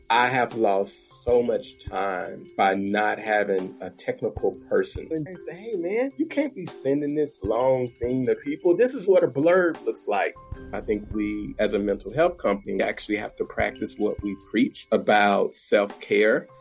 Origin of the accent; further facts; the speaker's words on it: Little Rock, Arkansas, United States; I grew up in Little Rock, Arkansas, in the midst of the gang wars